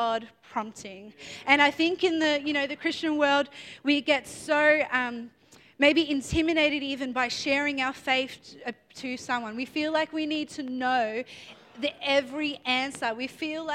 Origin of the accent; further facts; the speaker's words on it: Melbourne, Victoria, Australia; I'm from Melbourne